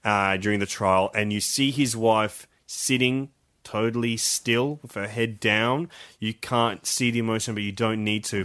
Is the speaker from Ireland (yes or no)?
no; Australia; as Australian